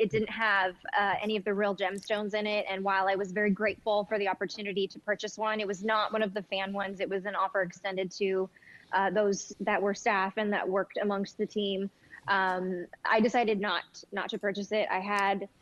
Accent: Denver, Colorado, United States; moved away as an adult; also born or lived in California / Tucson / Los Angeles; now in St. Louis, United States; I grew up in Denver. I was born in California, but I guess you could say my formative years were in the suburbs of Denver

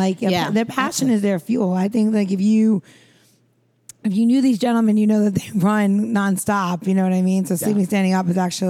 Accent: Long Island, New York, United States; I grew up in Long Island.

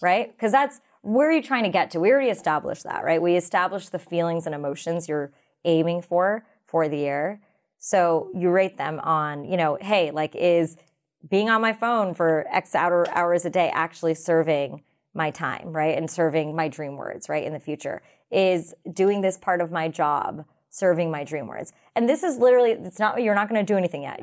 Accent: United States; I'm a South Asian American.

